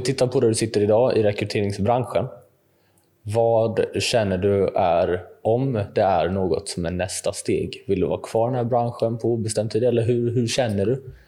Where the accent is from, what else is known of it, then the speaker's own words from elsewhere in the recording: Jönköping, Jönköping County, Sweden; min hemstad, säkert Jönköping